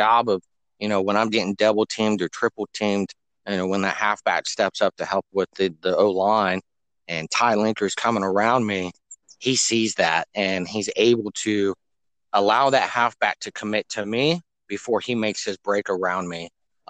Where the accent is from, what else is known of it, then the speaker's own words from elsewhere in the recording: Ocala, Florida, United States; Born and raised in Ocala, Florida. 30 minutes from the swamp, diehard Gator fan.